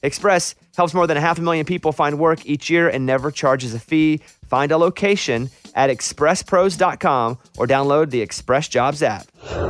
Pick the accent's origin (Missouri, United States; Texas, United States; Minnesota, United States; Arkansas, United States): Arkansas, United States; I grew up in Arkansas, so I had to learn this is what we did.